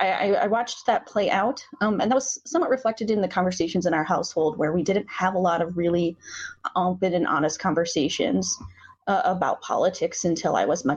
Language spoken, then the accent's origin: English; Inwood, United States; I grew up in a blue household.